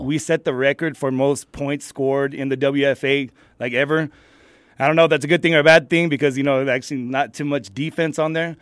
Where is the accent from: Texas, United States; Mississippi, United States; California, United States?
Texas, United States; El Paso; I'm actually from El Paso, but I have a lot of dealings with Las Cruces and El Paso, so I go back and forth